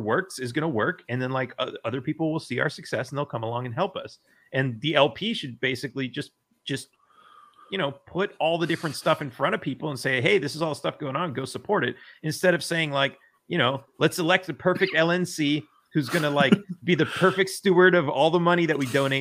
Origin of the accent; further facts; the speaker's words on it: California, United States; I grew up in California